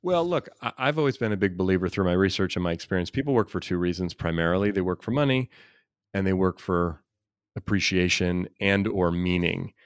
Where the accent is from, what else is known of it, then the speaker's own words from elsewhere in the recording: Oakland, California, United States; I grew up in Oakland, California, and very diverse environment